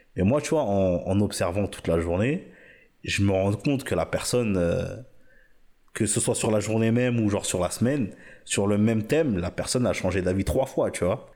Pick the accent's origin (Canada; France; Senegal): Senegal; moi, je suis sénégalais